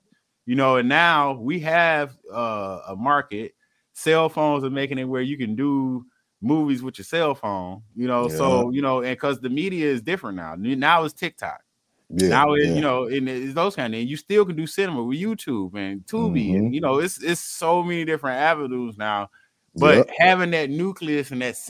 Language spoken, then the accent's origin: English; Detroit, Michigan, United States; I'm from Detroit